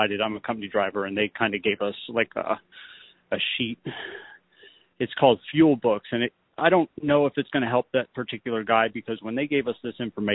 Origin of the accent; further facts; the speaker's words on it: Pennsylvania, United States; I'm from Pennsylvania